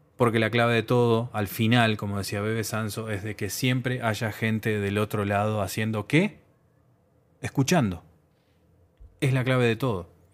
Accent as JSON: {"language": "Spanish", "country": "Uruguay", "said": "mi país, Uruguay, mi país de origen"}